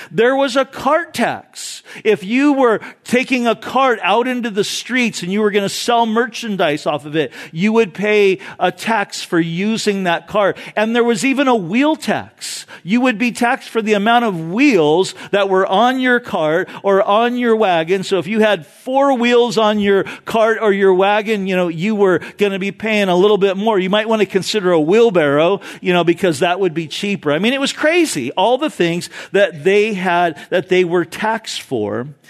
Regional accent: Orange County, California, United States; growing up in Orange County

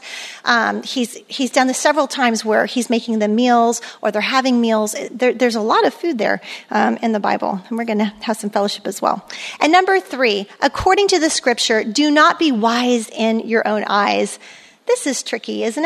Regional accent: Germany; moved away; I grew up in Europe with, and there's no speed limit, you know, Autobahn.

